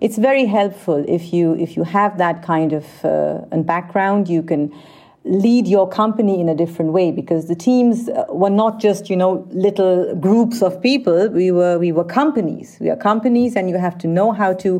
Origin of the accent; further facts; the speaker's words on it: Vienna, Austria; also born or lived in India; I grew up in Vienna